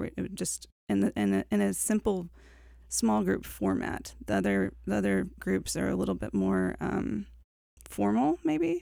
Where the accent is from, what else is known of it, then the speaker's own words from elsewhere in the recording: LaGrange, Georgia, United States; also born or lived in Woodstock, Georgia / Augusta, Georgia; I started out in Woodstock, Georgia. That's where mm-hmm. my parents were at the time when I was born. And when I was seven, we moved to LaGrange, Georgia